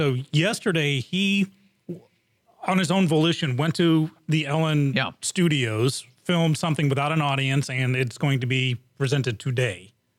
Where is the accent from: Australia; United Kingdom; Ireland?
United Kingdom; England; moved away; growing up in England